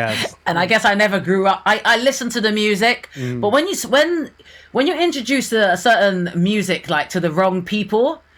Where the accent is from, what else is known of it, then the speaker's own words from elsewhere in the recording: United Kingdom; I think I'm just sick of them as a British person.